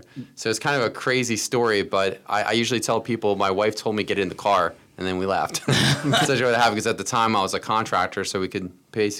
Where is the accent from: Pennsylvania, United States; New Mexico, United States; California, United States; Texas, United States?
Pennsylvania, United States; Boyertown; I was a kid from Boyertown, although we moved a lot as kids, but we lived, you know, all over kind of southeastern PA.